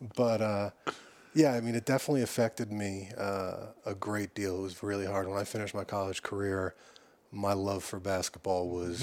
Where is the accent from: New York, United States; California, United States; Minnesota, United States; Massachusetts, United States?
New York, United States; Long Island; I grew up on Long Island